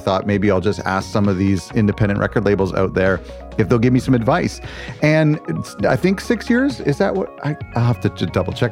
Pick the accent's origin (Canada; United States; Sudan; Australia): Canada; as a Canadian